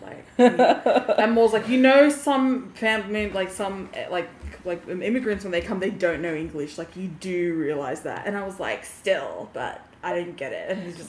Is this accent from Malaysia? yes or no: no; Penrith, New South Wales, Australia; accent: bogan; I'm a fucking bogan, okay? I grew up in Penrith.